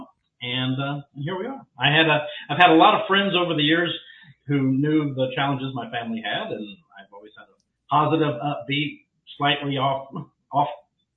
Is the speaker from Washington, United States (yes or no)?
no; Memphis, Tennessee, United States; moved away as an adult; now in Texas, United States; born and raised in Memphis, Tennessee, married there, wound up moving to Texas in 1994